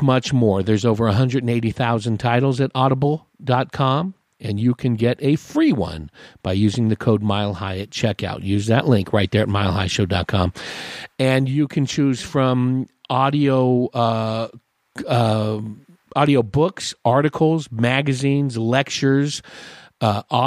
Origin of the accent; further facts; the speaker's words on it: West Coast, United States; now in Paulden, United States; I grew up on the West Coast in the 70s